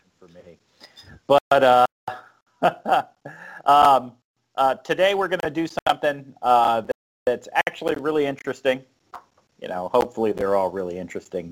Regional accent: South Florida, United States; moved away as an adult; also born or lived in North Carolina; I'm from South Florida, and uh, the first, first time I ever saw snow was like when I moved to North Carolina. I was probably 22, 23 years old

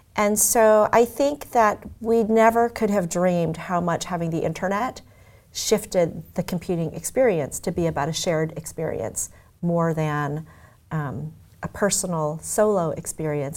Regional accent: Omaha, Nebraska, United States; moved away; also born or lived in Tokyo, Japan / Los Angeles; I was born in Tokyo, and I grew up in Omaha, Nebraska

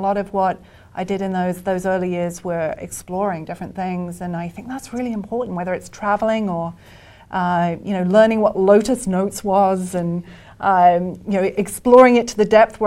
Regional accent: Birmingham, West Midlands, United Kingdom; moved away as an adult; now in United States; I'm British

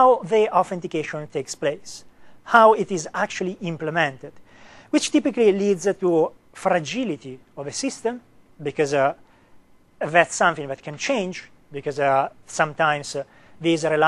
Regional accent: Italy; accent: Italian; English is a second language; me not to have an Italian accent

